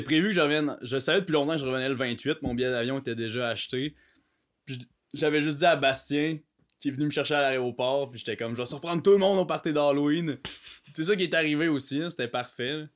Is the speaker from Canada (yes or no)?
yes; Canada; j'étais un Canadien